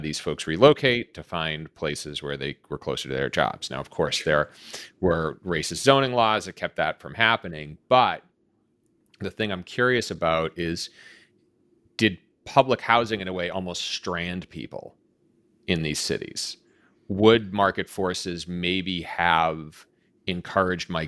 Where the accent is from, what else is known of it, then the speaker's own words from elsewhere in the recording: Boston, Massachusetts, United States; growing up in Boston